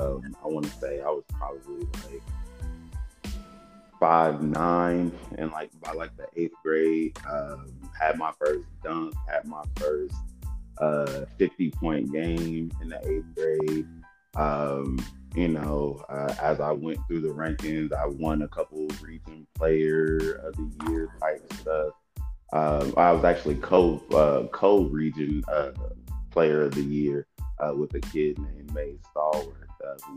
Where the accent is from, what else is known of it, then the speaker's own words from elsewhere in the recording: Kansas, United States; born there; also born or lived in Germany; So technically, I was born in Kansas. But I don't really know what that place looks like. Soon after that, he was stationed then in Germany.